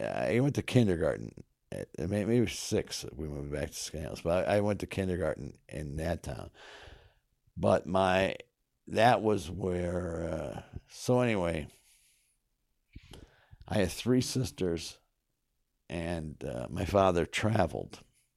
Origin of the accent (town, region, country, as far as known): North Syracuse, New York, United States; born or raised there; also born or lived in Kingston, United States